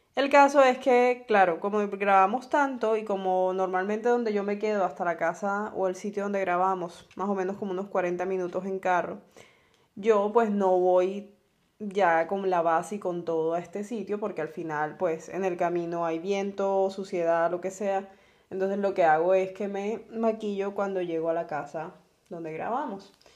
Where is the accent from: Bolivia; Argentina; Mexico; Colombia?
Colombia; Barranquilla, Atlántico